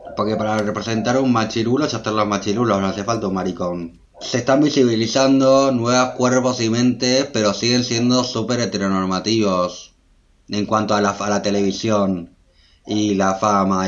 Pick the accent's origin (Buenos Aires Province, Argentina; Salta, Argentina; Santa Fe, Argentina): Buenos Aires Province, Argentina; Adrogué; also born or lived in Berlin; yo soy de Adroé, que es una ciudad que queda como a una hora de Buenos Aires capital